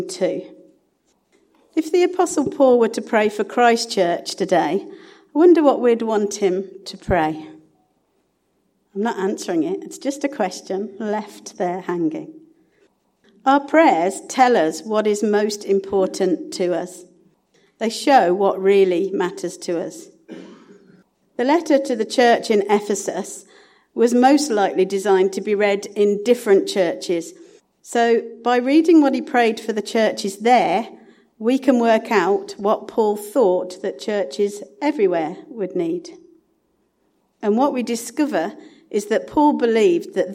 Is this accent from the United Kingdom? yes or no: yes; Sutton Coldfield, West Midlands, United Kingdom; also born or lived in Kings Norton; I was brought up in Sutton Coldfield